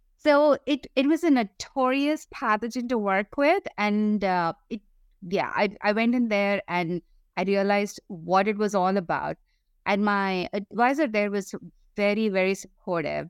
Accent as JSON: {"language": "English", "country": "India", "tie": "born or raised there", "moved": "as an adult", "said": "I grew up in India"}